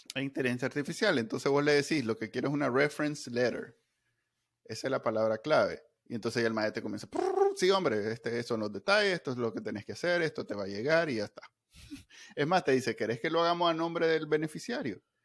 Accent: Nicaragua; como, muchos NICA

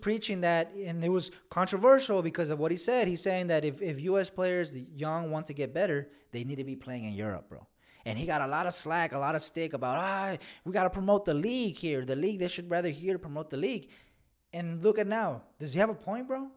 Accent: Austin, Texas, United States; we're from Austin, Texas

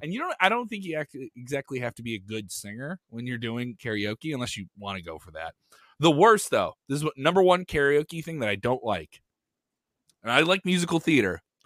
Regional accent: Chicago, Illinois, United States; I am from Chicago

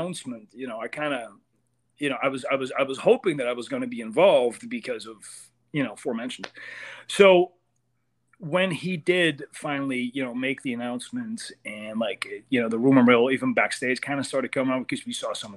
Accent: Amsterdam, North Holland, Netherlands; moved away as an adult; now in United States; I come from Amsterdam. And Netherlands, really small country

